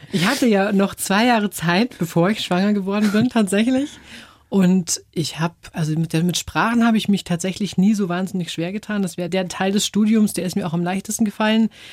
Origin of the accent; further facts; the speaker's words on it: Germany; also born or lived in England / Taiwan; als Deutsche